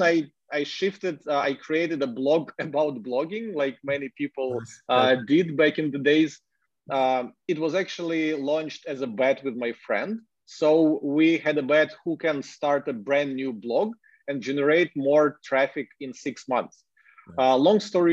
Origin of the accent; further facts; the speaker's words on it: Ukraine; English is a second language; I'm a Ukrainian, but like, I enjoy blogging in English